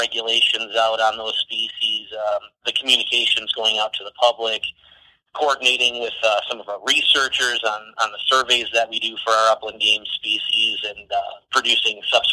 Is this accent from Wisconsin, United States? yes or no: yes; Wisconsin Dells, Wisconsin, United States; also born or lived in Kingsville, Texas; I grew up in the Wisconsin Dells area